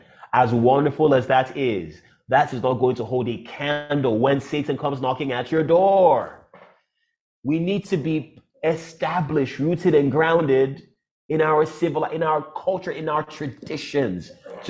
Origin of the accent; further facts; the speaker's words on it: Nigeria; also born or lived in United States; And when I came back, people were shocked that I grew up and I was raised in Nigeria.